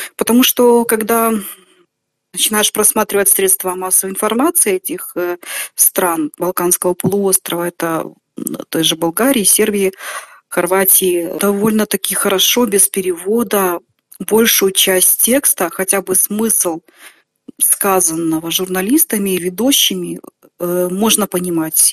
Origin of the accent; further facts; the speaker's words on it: Belarus; also born or lived in Komsomolsk-on-Amur, Khabarovsk Krai, Russia / Grodno, Belarus; Первые несколько лет я прожил там, а потом уже переехал сюда, в Беларусь